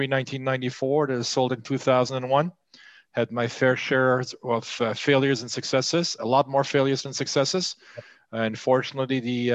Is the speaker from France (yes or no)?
yes; Alsace-Lorraine, Grand Est, France; moved away as an adult; now in United States; I was born and raised in France. I'm half French, half German. I'm from the northeast of France originally, the Alsace-Lorraine, which is a region that was fought back and forth between France and Germany. It changed hands five times between 1870 and 1944.